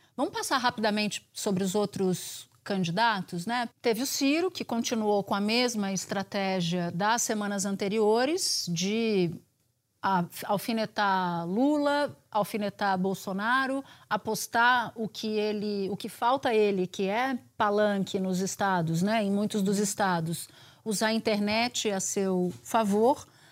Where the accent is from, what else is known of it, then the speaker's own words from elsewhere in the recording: Pernambuco, Brazil; eu cresci em Pernambuco.